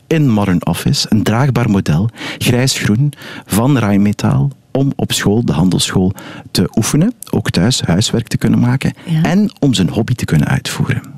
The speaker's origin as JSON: {"language": "Dutch", "town": "Ghent", "region": "Flanders", "country": "Belgium", "said": "ik ben een Gentenaar"}